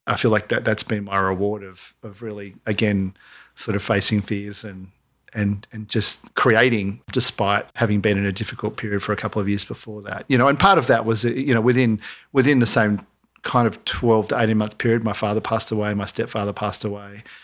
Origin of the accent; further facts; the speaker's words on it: Mooloolaba, Queensland, Australia; now in Byron Bay, Australia; growing up in Marimba